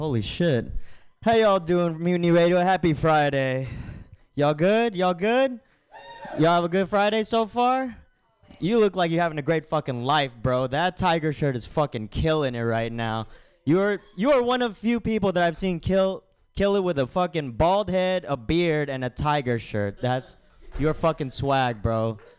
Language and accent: English; Philippines; the only time I don't really get flack about being Filipino is when I have glasses on